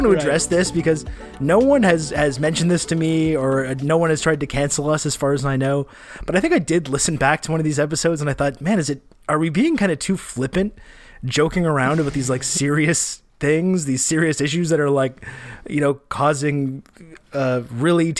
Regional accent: Canada; accent: Canadian

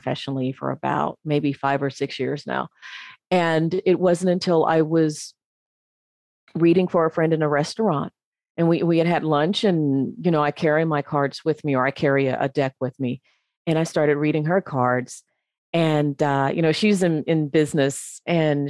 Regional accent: Memphis, Tennessee, United States; moved away as an adult; also born or lived in North Carolina; I'm originally from the States. I'm originally from Memphis

